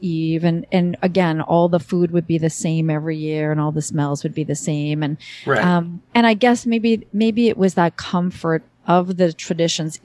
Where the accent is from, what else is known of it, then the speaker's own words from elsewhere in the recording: Northeast, United States; I grew up in the Northeast, and it was, you know, the weather. It's cold and snowy